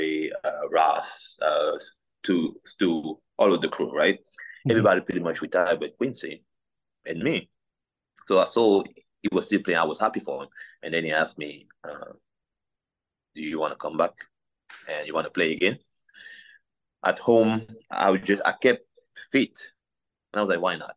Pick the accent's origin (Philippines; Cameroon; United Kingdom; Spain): Cameroon; English is a second language; moved away as an adult; now in United States; growing up in Cameroon